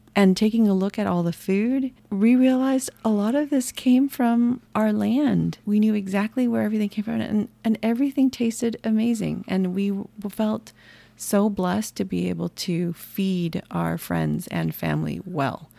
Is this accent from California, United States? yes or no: yes; San Jose, California, United States; I was born in San Jose, California